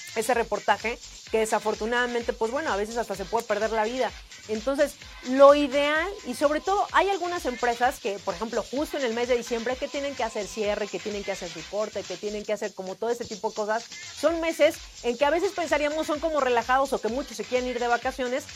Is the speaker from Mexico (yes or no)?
yes; Mexico; como buen mexicano